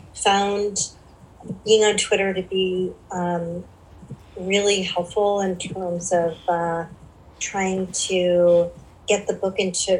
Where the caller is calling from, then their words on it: South Pasadena, California, United States; I'm from South Pasadena, California.